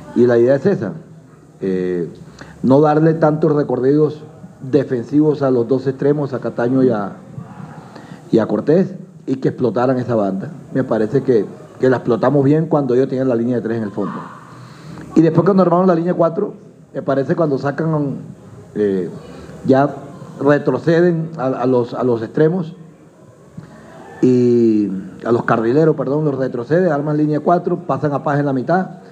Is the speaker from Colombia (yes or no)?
yes; Colombia; Nosotros indudablemente somos colombianos